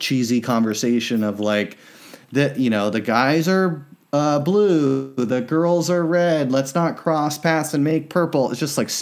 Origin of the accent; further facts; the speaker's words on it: Southern California, United States; I grew up in Southern California